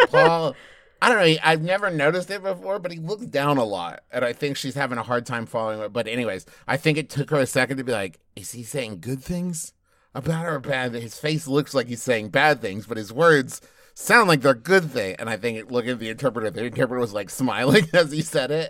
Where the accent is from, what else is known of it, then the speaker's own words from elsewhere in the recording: United States; as an American